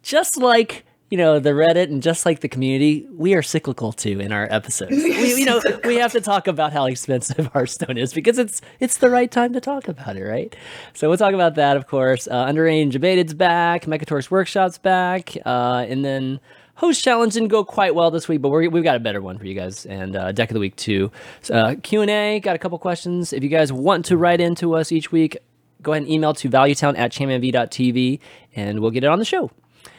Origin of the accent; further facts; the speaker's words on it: the South, United States; accent: Southern; But you know, Allie, I don't think that, you know, my like southern accent like carries the same thing in UK.